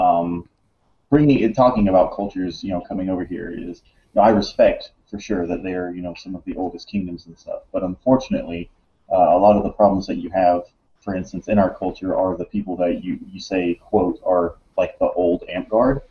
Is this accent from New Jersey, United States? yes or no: no; Alabama, United States; moved away as an adult; also born or lived in Monterey, California; I grew up in Alabama